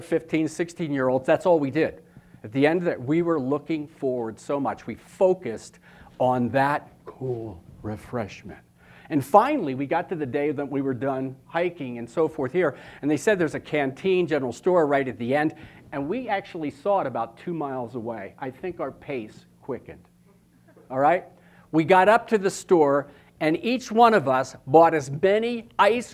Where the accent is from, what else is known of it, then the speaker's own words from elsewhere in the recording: Philadelphia, Pennsylvania, United States; moved away; also born or lived in New Jersey; I was born in Philadelphia